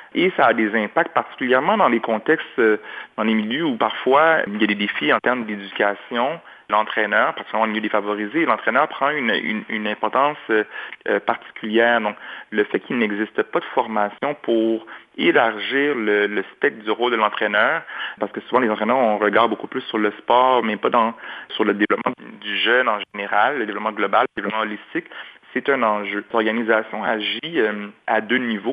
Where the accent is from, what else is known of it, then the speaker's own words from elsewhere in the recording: Montreal, Quebec, Canada; J'ai grandi à Anjou, dans l'est de Montréal